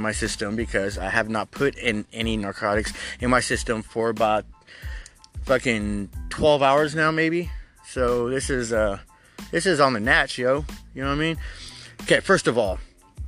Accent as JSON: {"language": "English", "country": "United States", "said": "I am American as apple fucking pie."}